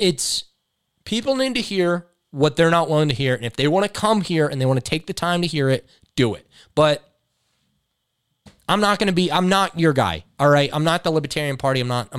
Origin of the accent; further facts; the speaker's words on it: Oak Ridge, Tennessee, United States; anybody I know, I'm from Secret City.